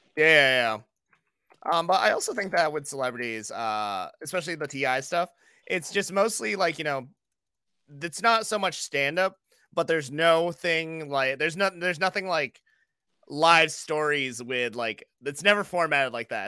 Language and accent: English; Buxton, Maine, United States; moved away as an adult; also born or lived in Brooklyn, New York; Maine and Buxton, and that's always gonna be, like, my hometown